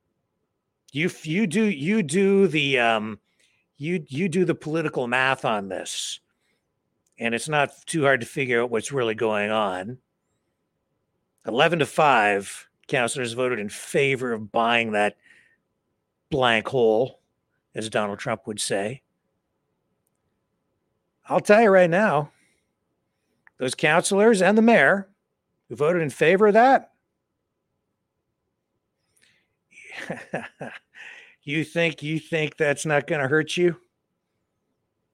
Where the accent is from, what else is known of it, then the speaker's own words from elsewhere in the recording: Chatham-Kent, Ontario, Canada; here in my hometown